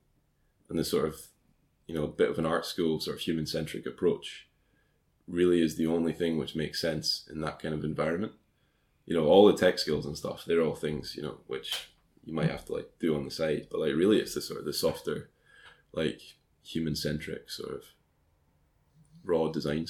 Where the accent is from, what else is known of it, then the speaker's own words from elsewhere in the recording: Scotland, United Kingdom; moved away as an adult; also born or lived in Dundee; now in London, United Kingdom; as a Scottish person